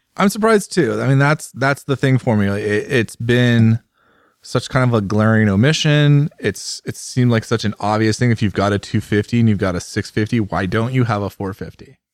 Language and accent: English; United States; as an American